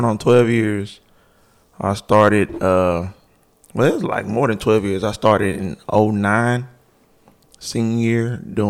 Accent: Dallas, Texas, United States; also born or lived in North Carolina; from North Carolina. I moved to Dallas when I was 4. So basically, I'm from Dallas. Been in Pleasant Grove all my life.

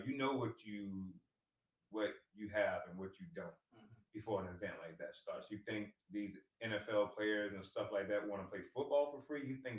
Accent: United States; we're American

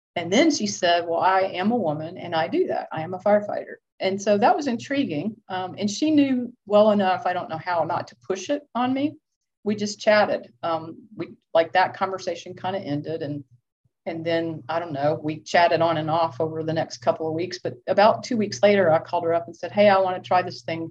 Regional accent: Lilburn, Georgia, United States; I grew up in Lilburn, Georgia

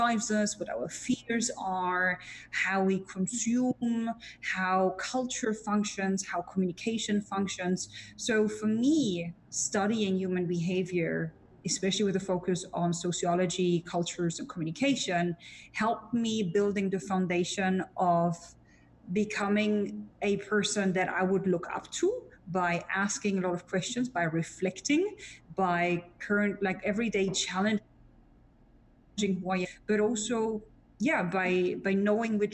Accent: Germany; accent: German; English is a second language; as a German with a very bad accent

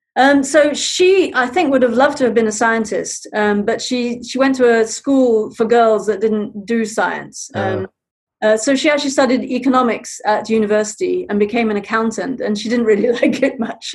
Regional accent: Zambia; moved away; I grew up in Zambia.

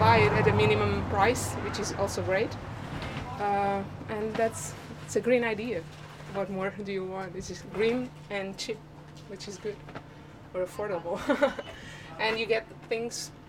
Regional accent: Cascais, Lisbon, Portugal; since I'm from around here, I'm from Cascais

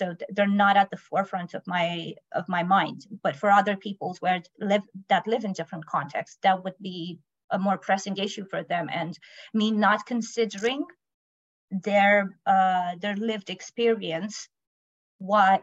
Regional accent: Romania; now in United Kingdom; I come from Romania, but I live in UK

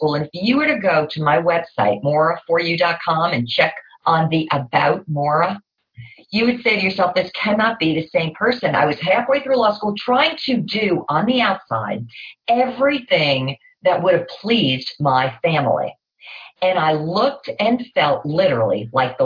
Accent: New Jersey, United States; I grew up in New Jersey

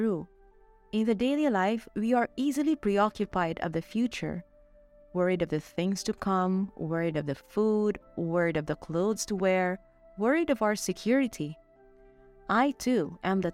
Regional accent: Philippines; moved away as an adult; now in Mexico; I'm a Filipina missionary assigned here in Mexico

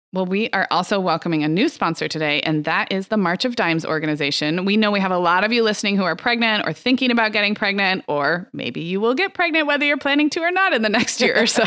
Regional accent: Santa Barbara, California, United States; Santa Barbara, my hometown.

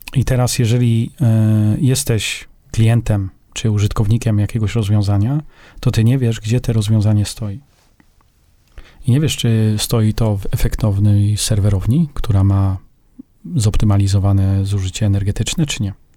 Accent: Poland; Z Polski

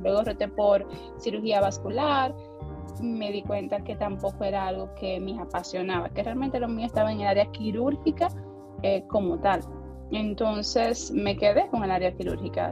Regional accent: San Pedro de Macorís, Dominican Republic; also born or lived in Santo Domingo; yo soy de San Pedro de Macorís

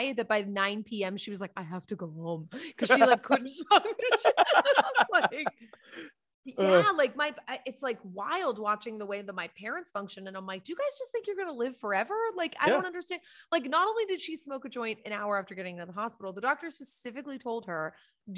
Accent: Boston, Massachusetts, United States; I'm from Boston

